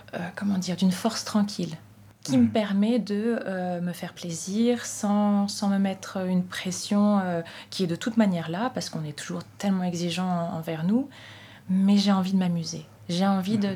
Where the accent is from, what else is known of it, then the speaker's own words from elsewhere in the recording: Saintes, Nouvelle-Aquitaine, France; à Sainte, dans ma ville natale.